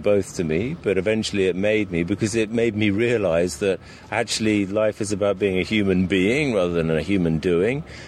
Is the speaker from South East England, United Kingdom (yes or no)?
yes; Sussex, South East England, United Kingdom; moved away as an adult; also born or lived in London / Brazil; I'm from Sussex